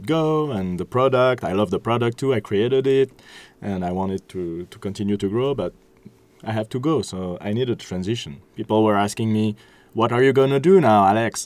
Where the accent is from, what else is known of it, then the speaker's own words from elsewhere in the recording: Switzerland; now in France; I'm from Switzerland